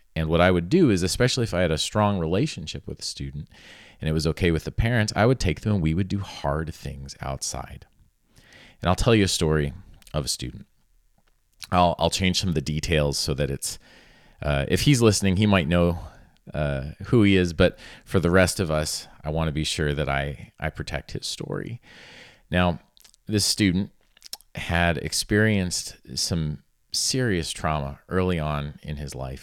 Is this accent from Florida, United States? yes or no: yes; South Florida, United States; I grew up in South Florida, and I grew up in a little horse town that was really kinda on the edge of the Everglades.